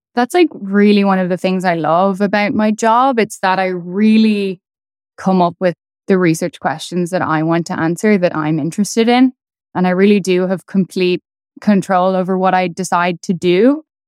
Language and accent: English; Dublin, Leinster, Ireland; moved away as an adult; also born or lived in Edinburgh; now in New York City, United States; I grew up in Dublin